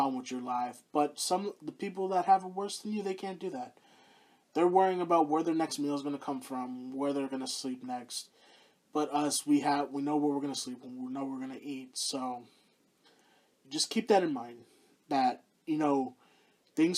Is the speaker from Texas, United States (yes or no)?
yes; Houston, Texas, United States; the Houston Outlaws, my hometown team